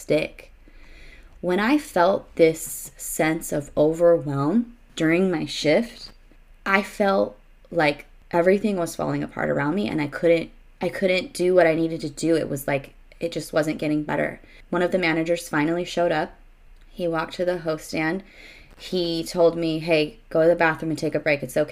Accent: Arizona, United States; moved away as an adult; I was from Arizona.

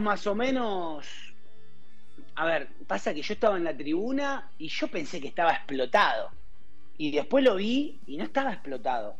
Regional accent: Argentina; moved away as an adult; now in Mexico; soy argentino, vivo en México hace 12 años

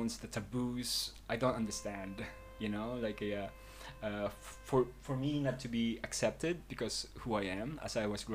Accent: London, United Kingdom; moved away as an adult; also born or lived in Philippines; now in Sitges, Spain; having grew up in London

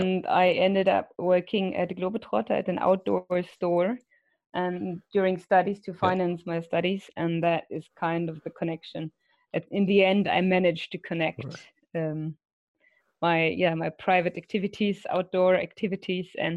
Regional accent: Munich, Bavaria, Germany; From Munich. I was born in Munich, grew up in the mountains and outdoors

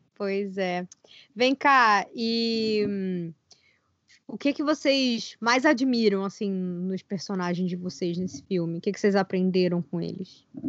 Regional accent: Brazil; eu sou brasileira

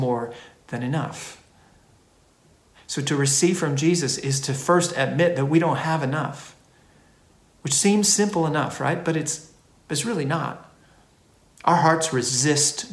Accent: United States; now in Australia; I grew up in America

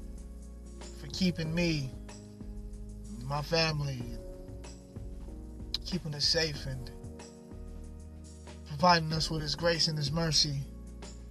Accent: Long Beach, California, United States; I'm from Long Beach

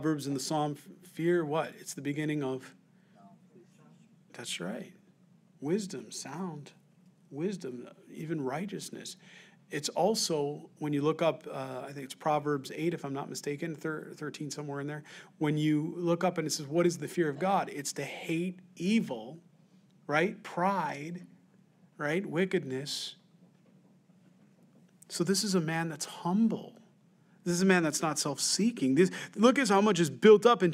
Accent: Rochester, United States; growing up in Rochester on Mulberry Street.

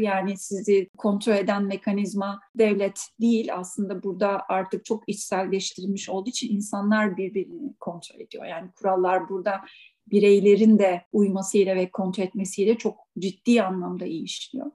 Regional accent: Biga, Çanakkale, Turkey; moved away as an adult; also born or lived in İzmir; now in Switzerland; memleket benim doğduğum, büyüdüğüm hala ailemin olduğu yer. Çanakkale Bigla

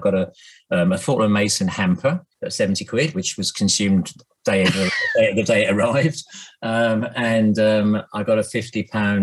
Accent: Norfolk, East of England, United Kingdom; now in Hove, United Kingdom; I grew up in Norfolk

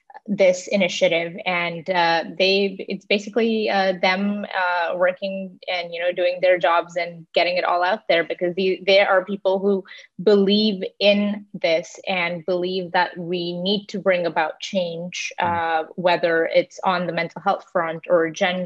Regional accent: Toronto, Ontario, Canada; also born or lived in India / Dubai, United Arab Emirates; now in New York, United States; I was born in India and I grew up between Dubai and Toronto, and I did my undergrad in Toronto in journalism from the University of Toronto.

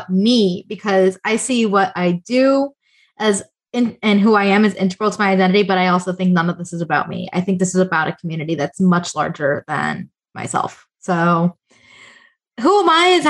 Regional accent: South Florida, United States; I am from South Florida. I'm born and raised

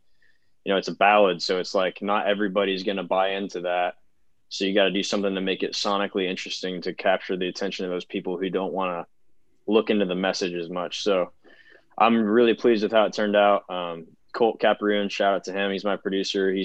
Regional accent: Central Illinois, United States; moved away as an adult; now in Nashville, United States; I'm from Central Illinois. So cornfields, basically. The biggest town close to where I'm from is Peoria, Illinois.

